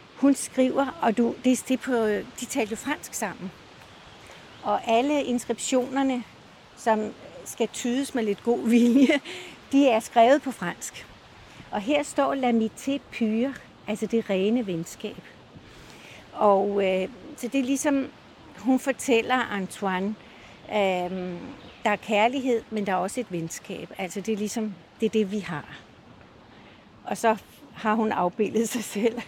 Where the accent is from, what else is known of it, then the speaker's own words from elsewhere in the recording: Copenhagen, Capital Region of Denmark, Denmark; moved away as an adult; now in Møn, Denmark; jeg kommer fra København